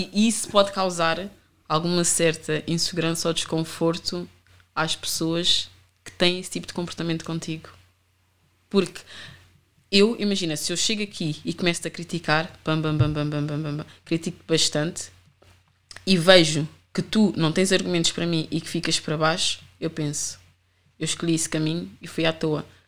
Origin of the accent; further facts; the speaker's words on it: Amadora, Lisbon, Portugal; also born or lived in Rio de Mouro / Sintra line; eu sempre fui da Reboleira e eu cresci na Reboleira